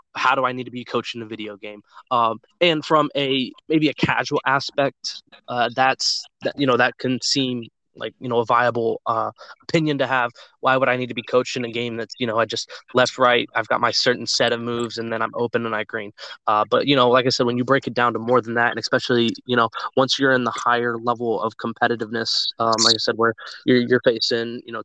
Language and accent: English; Dallas, Texas, United States; born or raised there